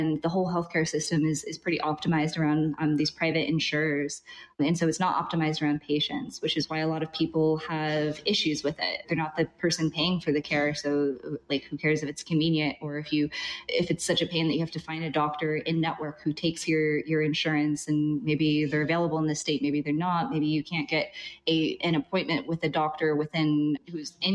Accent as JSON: {"language": "English", "town": "Albuquerque", "region": "New Mexico", "country": "United States", "moved": "as an adult", "lives_now": "Vietnam", "said": "I'm originally from Albuquerque, New Mexico"}